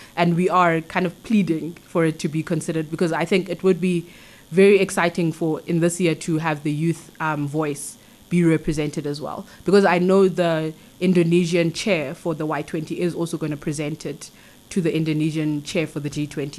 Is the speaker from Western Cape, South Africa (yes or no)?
no; King William's Town, Eastern Cape, South Africa; I grew up in the Eastern Cape in King Williamstown